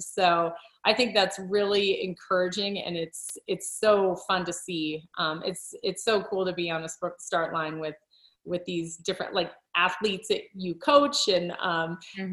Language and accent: English; Colorado, United States; moved away as an adult; also born or lived in England; i wanted to return to my home state i grew up in colorado